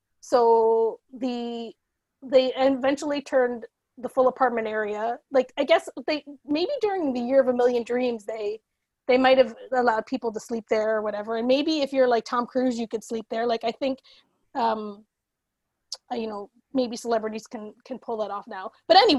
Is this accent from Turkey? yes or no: no; East Coast, Canada; we're on the East Coast and we're Canadian